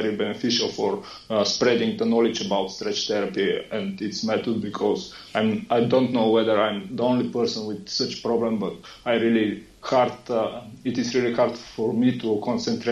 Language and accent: English; Bulgaria; from Bulgaria.